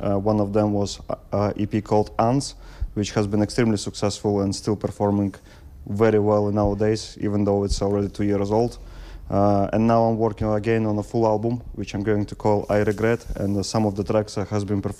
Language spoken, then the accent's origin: English; Russia; English is a second language; now in Wisbech, United Kingdom; I'm Russian.